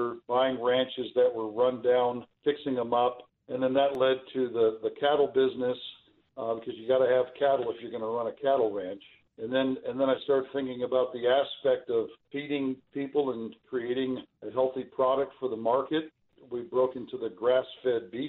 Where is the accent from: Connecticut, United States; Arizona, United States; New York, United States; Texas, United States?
Arizona, United States; I grew up in Arizona